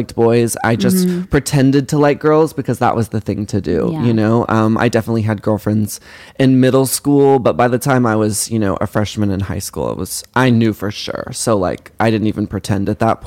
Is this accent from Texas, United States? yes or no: yes; Carrollton, Texas, United States; I grew up in Dallas, Texas. Actually, Carrollton, which is outside of Dallas.